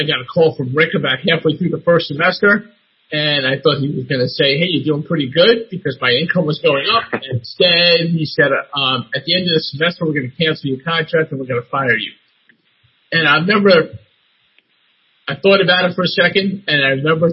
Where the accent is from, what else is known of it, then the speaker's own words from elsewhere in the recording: New York, United States; I'm from New York.